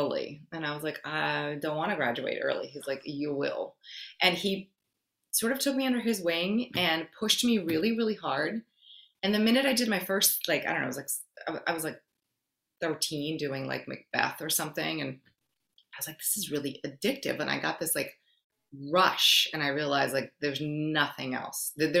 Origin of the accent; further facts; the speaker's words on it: New York City, New York, United States; English is a second language; also born or lived in Brazil / Forest Hills, Queens; I grew up in New York City